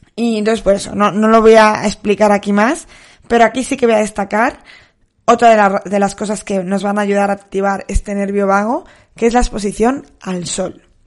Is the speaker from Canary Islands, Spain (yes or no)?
no; Soria, Castile and León, Spain; la piscina de mi pueblo está muy fría. Llevo bañándome allí, pues, 32 años que tengo